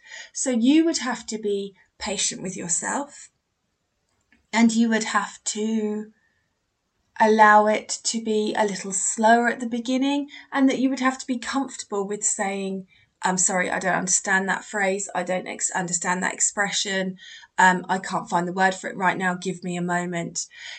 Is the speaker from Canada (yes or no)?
yes; Canada; first language French; English is a second language; English is not my mother tongue. I'm from Canada and I usually speak French. I can understand English very well, but my speaking is not perfect.